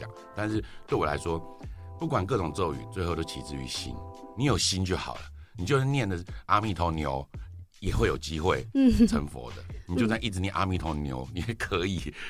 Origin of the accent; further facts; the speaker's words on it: Taiwan; 因为我就是佛教家庭，其实严格讲，就是我我就是一个在台湾土生土长的小孩，然后就从小会去拜拜啊，跟爸妈去参加一些法会等等之类的。